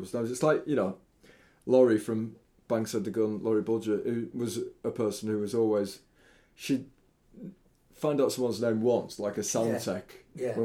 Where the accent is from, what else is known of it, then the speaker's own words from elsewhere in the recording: York, Yorkshire and the Humber, United Kingdom; also born or lived in Hackney, London; now in London, United Kingdom; I'm from York originally